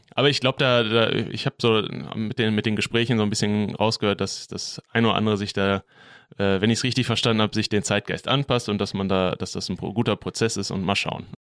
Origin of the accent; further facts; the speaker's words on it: Bochum, North Rhine-Westphalia, Germany; ich bin in Quernburg groß geworden